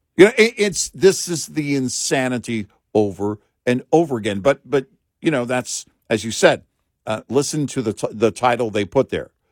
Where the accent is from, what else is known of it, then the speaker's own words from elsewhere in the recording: Texas, United States; we're from Texas